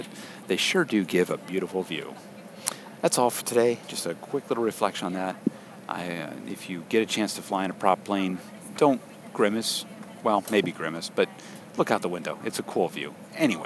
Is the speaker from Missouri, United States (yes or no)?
no; Stevenson, Connecticut, United States; where I grew up in Stevenson, Connecticut.